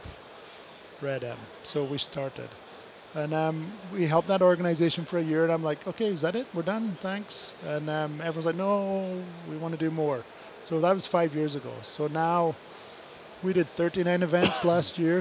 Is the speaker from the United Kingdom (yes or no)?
yes; Scotland, United Kingdom; I'm Scottish.